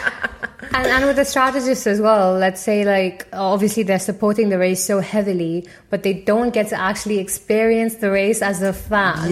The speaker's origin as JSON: {"language": "English", "region": "Tamil Nadu", "country": "India", "also_born_or_lived": "Paris, France", "first_language": "Tamil", "second_language": "English", "moved": "as an adult", "lives_now": "Midlands, United Kingdom", "said": "my uh, state, which is Tamil Nadu"}